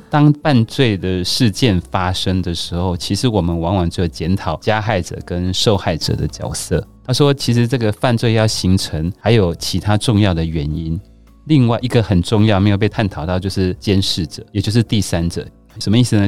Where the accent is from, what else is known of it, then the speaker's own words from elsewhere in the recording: Taiwan; 我觉得我们台湾人都对于很多事情保持着更开放的心态